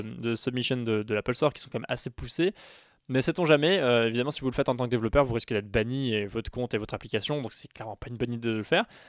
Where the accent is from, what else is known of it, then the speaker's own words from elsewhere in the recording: France; chez nous en France